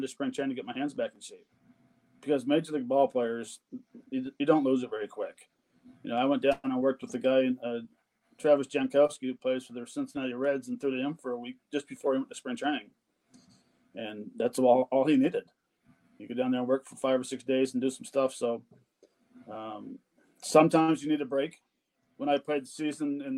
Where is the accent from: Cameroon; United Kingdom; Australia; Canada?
Canada; I'm Canadian